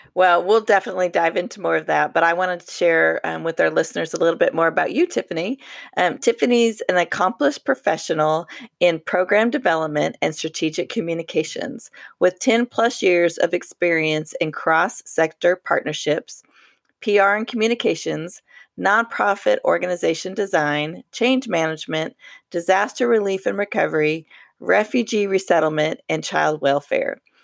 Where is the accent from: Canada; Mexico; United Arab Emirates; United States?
United States; Colorado; now in Oklahoma, United States; I grew up literally in the mountains in Colorado